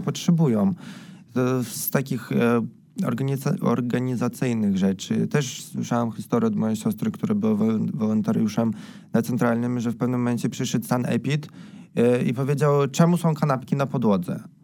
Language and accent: Polish; Belarus; moved away; jako Białorusini